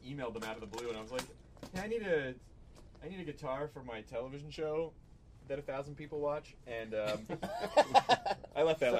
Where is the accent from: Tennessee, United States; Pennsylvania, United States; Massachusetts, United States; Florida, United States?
Tennessee, United States; I'm from Tennessee.